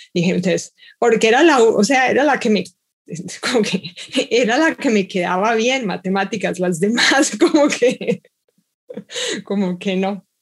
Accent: Bogotá, Colombia; now in Seattle, United States; nací en Bogotá y ahora vivo en Seattle

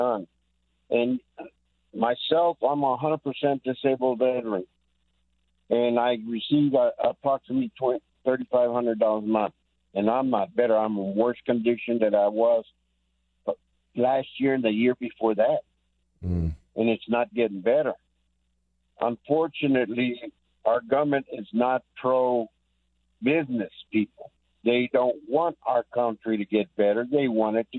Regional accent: San Antonio, Texas, United States; also born or lived in California; my home state

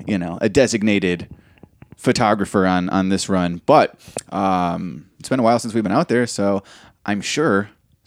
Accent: Chicago, Illinois, United States; we're from Chicago

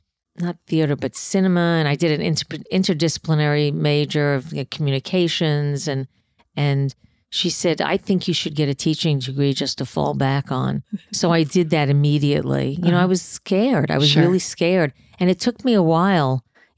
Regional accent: New York City, New York, United States; I grew up in Queens.

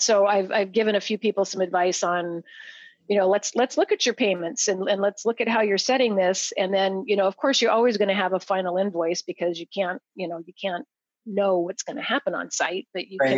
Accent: Idaho, United States; moved away; I grew up in Idaho. Um, in farming country

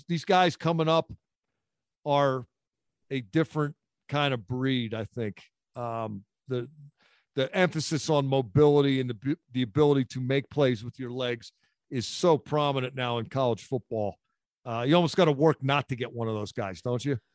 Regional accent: Philadelphia, Pennsylvania, United States; I grew up in Philadelphia

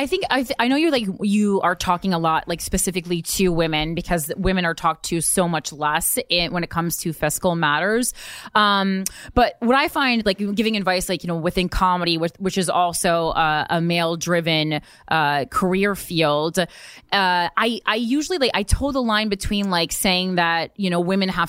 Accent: New Jersey, United States; Yeah. We're from New Jersey.

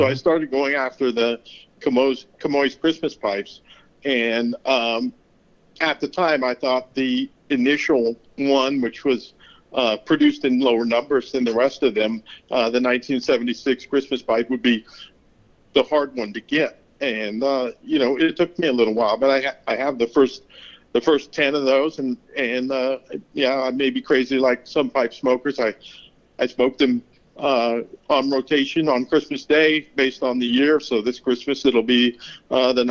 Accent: Pacific Northwest, United States; growing up in the Pacific Northwest, and there's a lot of, you know, cedar and redwood and, and wood production there.

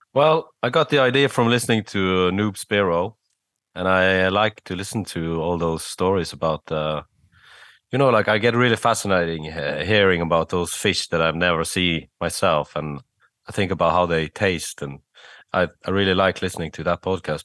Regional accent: Bergen, Vestland, Norway; from my hometown of Bergen

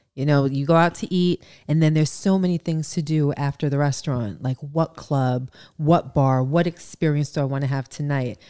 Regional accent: New York, United States; We're from New York

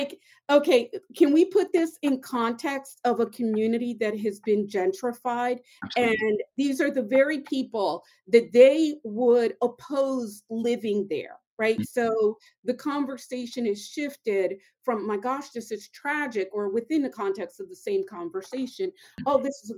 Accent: Philadelphia, Pennsylvania, United States; growing up in Southwest Philadelphia

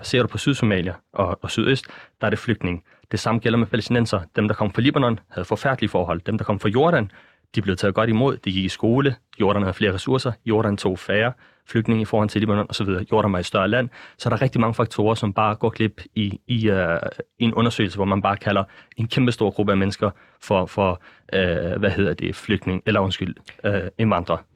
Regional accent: Denmark; i os som danskere

